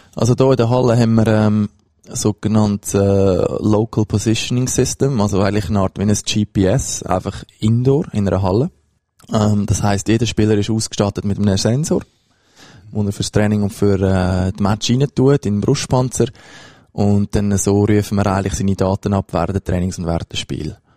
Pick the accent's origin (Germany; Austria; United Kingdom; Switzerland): Switzerland; between Zug and Lucerne, near Lucerne; ich bin in Buchereien aufgewachsen, das ist in der Nähe von Luzern, also zwischen Zog und Luzern